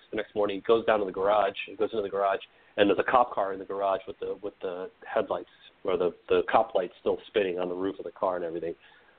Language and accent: English; New England, United States; I grew up in the Northeast in New England